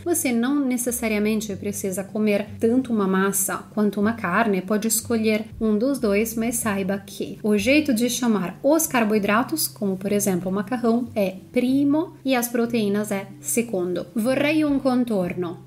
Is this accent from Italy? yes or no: yes; Italy; Portuguese is a second language; moved away as an adult; also born or lived in São Paulo, Brazil; A gente, como italianos